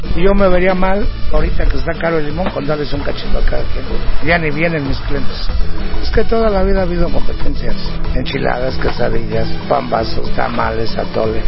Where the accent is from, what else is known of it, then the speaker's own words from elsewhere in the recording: Jalisco, Mexico; moved away; vengo de Jalisco y no tengo escuela y aquí en esto me puse. Allá en la tradición es el pozole y la birria.